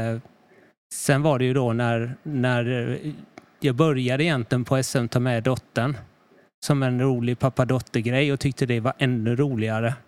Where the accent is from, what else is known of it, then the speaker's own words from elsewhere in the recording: Karlskrona, Blekinge, Sweden; moved away as an adult; also born or lived in Stockholm; Jag kommer här från Karlskrona. Mm. Lite någon mil eh, norr över bara